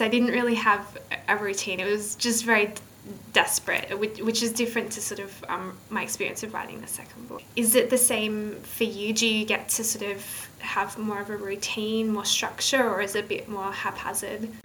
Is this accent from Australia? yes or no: yes; Australia; also born or lived in northern England; now in England, United Kingdom; I'm from Australia